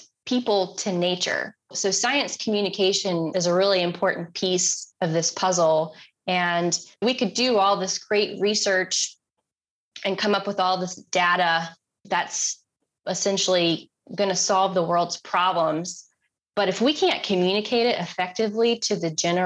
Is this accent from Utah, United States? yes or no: no; Concord, North Carolina, United States; I grew up in Concord, right outside of Charlotte.